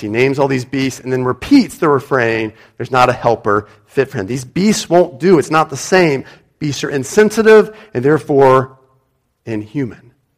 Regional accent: United States; moved away; as an American

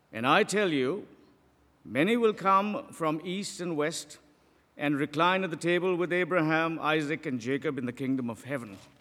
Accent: Pakistan; moved away; I am from Pakistan.

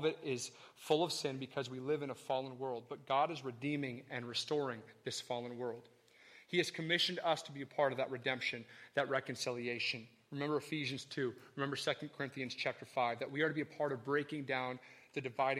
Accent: the North, Northern United States, United States; I'm from the North, and look, we're rude and arrogant and loud

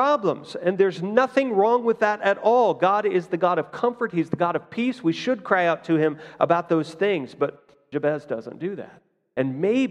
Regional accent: Fort Scott, Kansas, United States; as a kid, I grew up in Fort Scott here

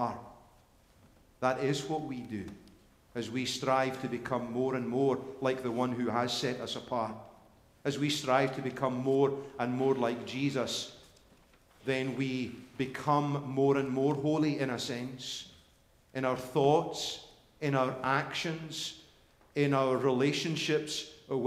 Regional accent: Scotland, United Kingdom; now in United States; I'm Scottish

